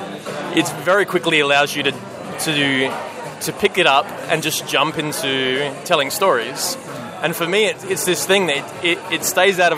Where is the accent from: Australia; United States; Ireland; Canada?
Australia; Adelaide, South Australia; accent: Australian; I'm from Adelaide. Very Australian